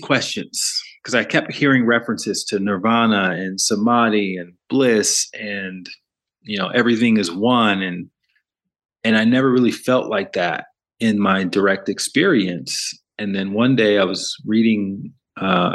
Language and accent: English; Alabama, United States; moved away as an adult; also born or lived in New York City / Los Angeles; I grew up in the South, in the southern part of America, in Alabama